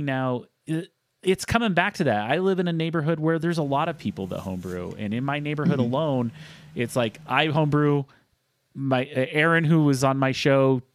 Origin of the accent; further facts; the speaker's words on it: southeastern Utah, United States; moved away; my hometown, which is a small town in southeastern Utah